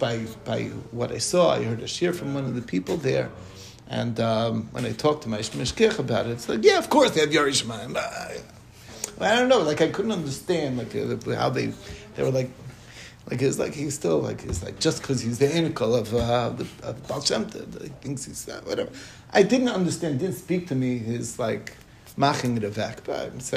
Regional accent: Monsey, New York, United States; where I grew up in Muncie

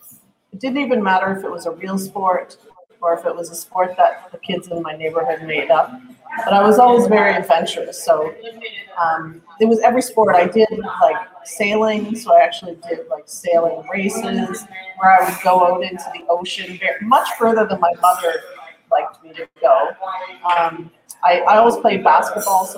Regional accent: Cape Breton Island, Nova Scotia, Canada; now in Halifax, Canada; I'm originally from Cape Breton Island in Nova Scotia, but I have moved to Halifax

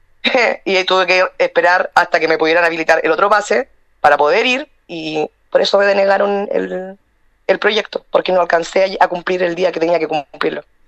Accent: Chile

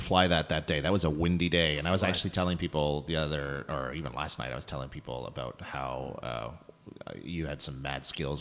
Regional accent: Ontario, Canada; now in Nova Scotia, Canada; I'm from Ontario

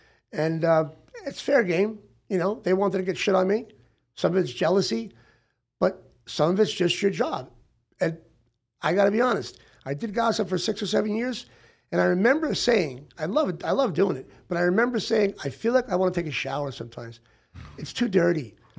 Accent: Hollywood, California, United States; She comes from Summerlin. I'm from Hollywood. Death Valley, we meet.

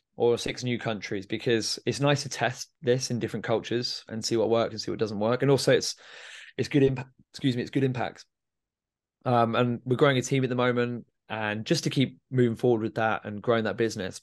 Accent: Milton Keynes, South East England, United Kingdom; I'm from Milton Keynes

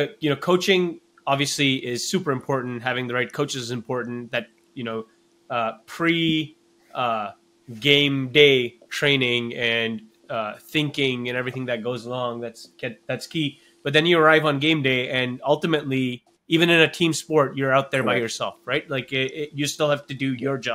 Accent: Canada; As a Canadian

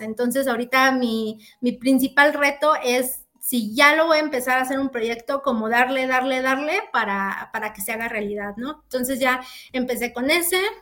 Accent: Mexico; como ciudadanos, como mexicanos

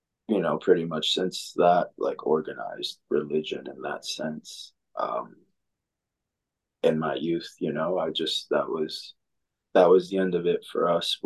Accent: New York City, New York, United States; moved away as an adult; also born or lived in Dominican Republic / Long Island / Florida; I'm from the Dominican Republic. I grew up in New York City

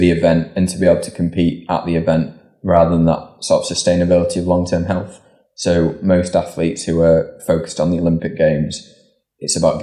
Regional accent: Leeds, Yorkshire and the Humber, United Kingdom; raised in North Leeds.

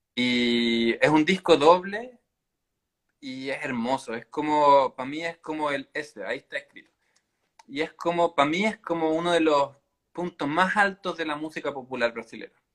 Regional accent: Chile

